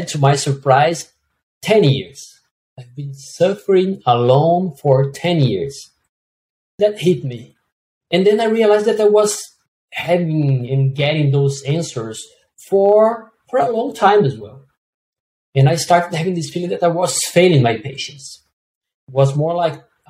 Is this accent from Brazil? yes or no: yes; Brazil; moved away; I'm from Brazil